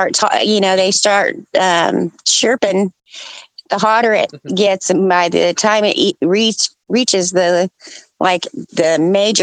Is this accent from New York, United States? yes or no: no; Colorado, United States; now in Texas, United States; I'm born and raised in Colorado, so I still have lots of friends there